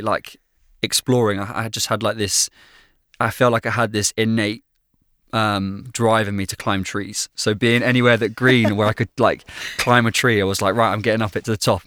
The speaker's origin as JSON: {"language": "English", "town": "Bristol", "region": "South West England", "country": "United Kingdom", "tie": "born or raised there", "said": "family life for me growing up has always, as long as I can remember, really been in Bristol. That's that's home for me, the great southwest of England"}